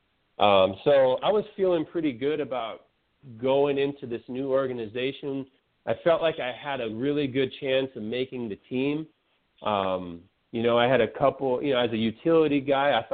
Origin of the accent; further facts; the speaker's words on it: San Francisco Bay Area, California, United States; now in Florida, United States; I grew up in the San Francisco Bay Area